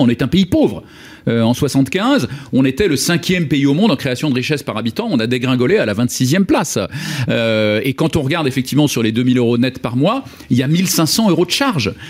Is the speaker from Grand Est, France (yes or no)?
no; Lyon, Auvergne-Rhône-Alpes, France; moved away; place Gabriel Perry à Lyon, qui est ma ville natale